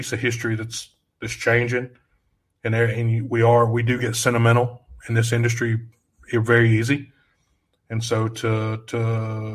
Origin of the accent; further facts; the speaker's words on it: Louisiana, United States; I'm from Louisiana